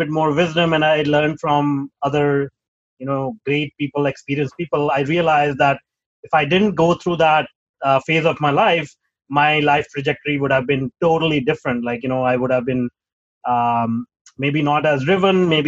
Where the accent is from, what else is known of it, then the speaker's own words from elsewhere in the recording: Punjab, India; moved away as an adult; I'm from Punjab. I was born in Punjab, the northern part